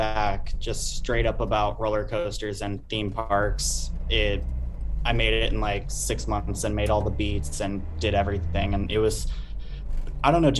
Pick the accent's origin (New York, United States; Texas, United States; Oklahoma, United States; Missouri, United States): Texas, United States; Ennis; my hometown, Ennis, Texas